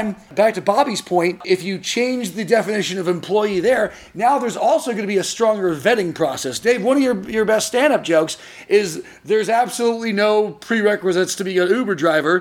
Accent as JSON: {"language": "English", "area": "Orange County", "region": "California", "country": "United States", "tie": "born or raised there", "said": "where I grew up in Orange County."}